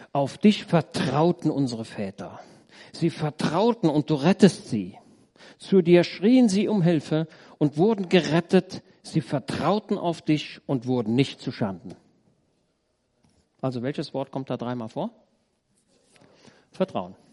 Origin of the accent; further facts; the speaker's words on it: Roetgen, North Rhine-Westphalia, Germany; Ich komme aus Rötgen. Da ist in der, unten in der Hauptstraße, da ist ein Haus, schon älter, das war damals Lazarett im Zweiten Weltkrieg.